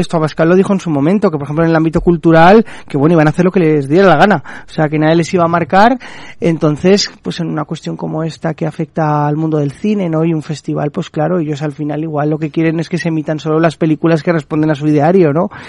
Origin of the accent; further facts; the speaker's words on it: Spain; como españoles